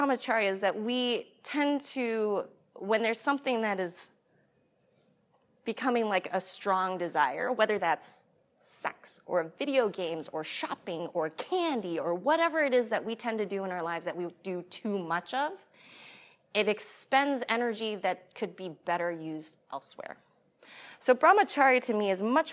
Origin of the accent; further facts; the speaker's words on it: United States; I'm American